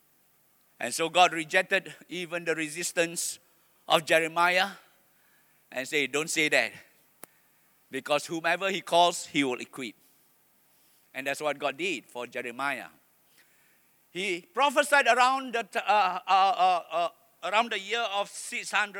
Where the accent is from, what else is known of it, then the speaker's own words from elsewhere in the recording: Malaysia; I am proud to be a Malaysian